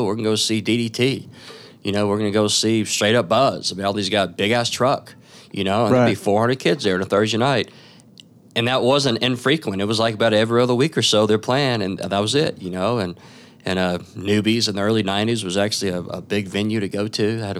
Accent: Pine Bluff, Arkansas, United States; moved away as an adult; now in Memphis, United States; I'm originally from Pine Bluff, Arkansas, and I moved here for an orchestra scholarship.

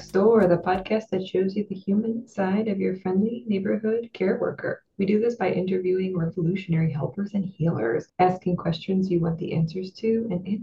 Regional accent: New Jersey, United States; now in Pennsylvania, United States; I am an LPC from Pennsylvania. That's licensed professional counselor. I'm a transplant from South Jersey.

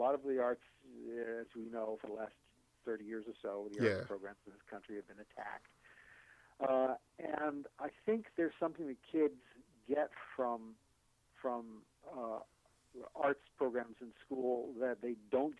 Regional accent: Maine, United States; moved away as an adult; there's a thing about us Mainers

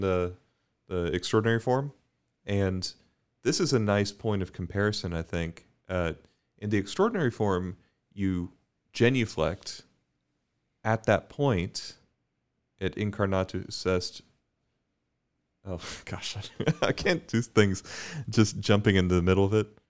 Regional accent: Bermuda; growing up in Bermuda, we would always

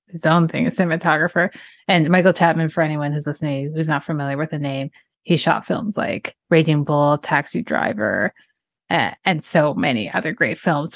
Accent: Canada; I'm Canadian

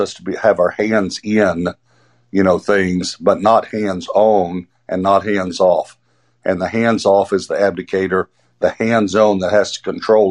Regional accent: East Texas, United States; I grew up in East Texas, so everyone in Arkansas will understand this. The crick is what we called it

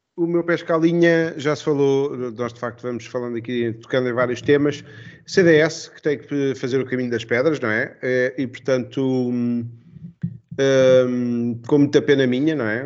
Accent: Estoril line, Lisbon, Portugal; eu sou da, da, da linha do Estoril.

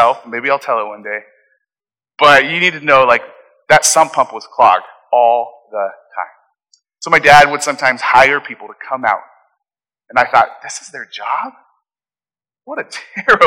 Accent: Phoenix, Arizona, United States; when I grew up in Phoenix, I lived in a house that had a basement

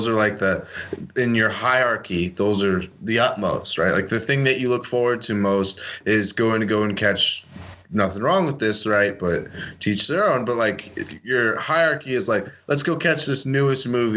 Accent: San Francisco, California, United States; moved away; also born or lived in Idaho; I grew up in the Bay Area, right, in, like, San Francisco, California, and I got moved to a town of 300 in Idaho

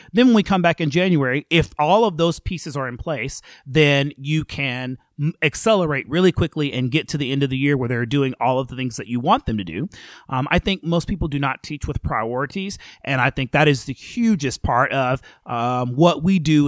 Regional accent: McGregor, Texas, United States; now in Cedar Park, United States; I grew up in McGregor, Texas, which is a small um, city or town, excuse me, outside of Waco, Texas

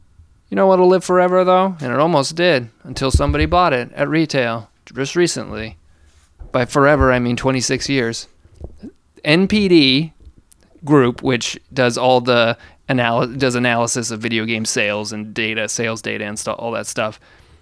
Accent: United States; I'm an American

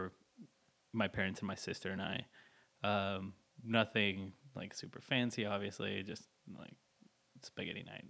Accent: San Antonio, Texas, United States; moved away as an adult; also born or lived in Austin, Texas; now in Fort Worth, United States; I grew up in San Antonio, most recently came from Austin

